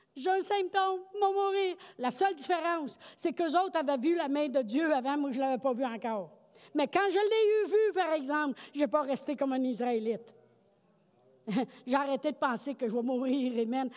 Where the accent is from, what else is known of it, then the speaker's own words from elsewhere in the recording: Quebec, Canada; on dit ça au Québec tout le temps